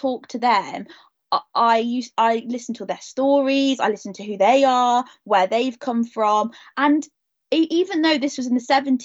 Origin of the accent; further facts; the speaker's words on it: Leicestershire, East Midlands, United Kingdom; I live in a small village in Leicestershire